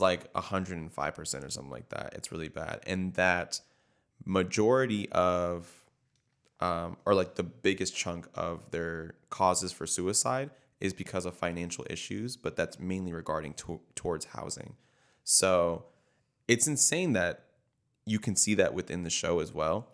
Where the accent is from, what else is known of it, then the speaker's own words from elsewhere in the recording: Tampa, Florida, United States; I'm from Tampa